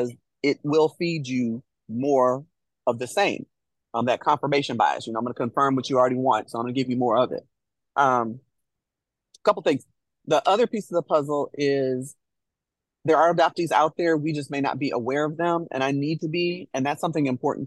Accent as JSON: {"language": "English", "town": "Chicago", "region": "Illinois", "country": "United States", "moved": "yes", "lives_now": "Nashville, United States", "said": "both Jennifer and I hail from Chicago. Both of us moved to Nashville"}